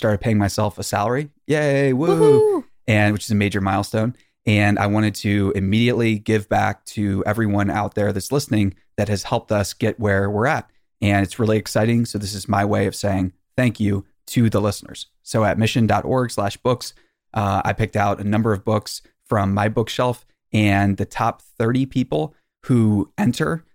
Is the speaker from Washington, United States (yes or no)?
no; Maryland, United States; I'm from a small town in Maryland in America